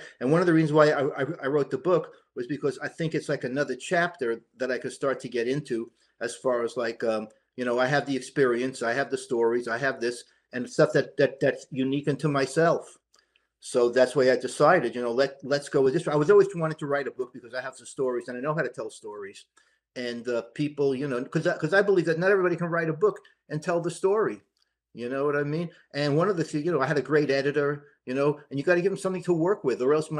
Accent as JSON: {"language": "English", "region": "New York", "country": "United States", "tie": "born or raised there", "said": "I was born in New York"}